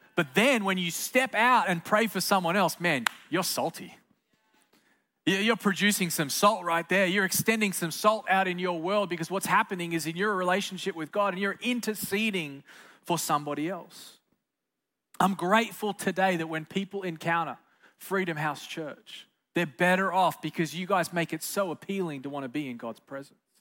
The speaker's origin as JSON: {"language": "English", "country": "Australia", "tie": "born or raised there", "moved": "yes", "said": "Growing up in Australia, the great south land of the Holy Spirit, I just grew up as a good old pagan kid"}